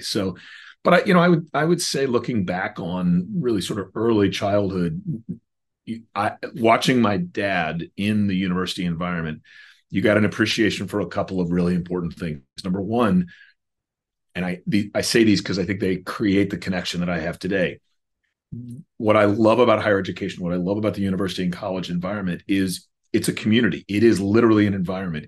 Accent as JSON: {"language": "English", "town": "Chapel Hill", "region": "North Carolina", "country": "United States", "tie": "born or raised there", "said": "I grew up in Chapel Hill, North Carolina"}